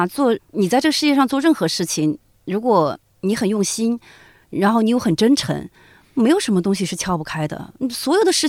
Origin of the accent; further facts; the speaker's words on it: Zigong, Sichuan, China; 我作为一个字二代，因为我父母亲不是自贡人，其实我很多自贡话，我就当地的俚语什么的，我都不太会讲。哦，我讲的自贡话是最接近于普通话的